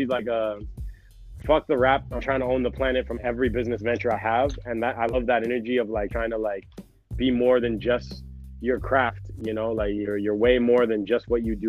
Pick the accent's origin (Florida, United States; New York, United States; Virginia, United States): New York, United States; New York City; I grew up in Harlem when it was like still pretty rough